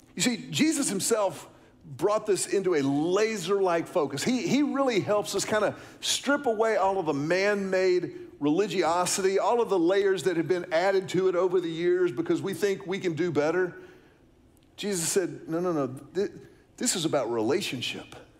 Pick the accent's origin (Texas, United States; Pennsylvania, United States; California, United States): Texas, United States; Houston; I was growing up in Houston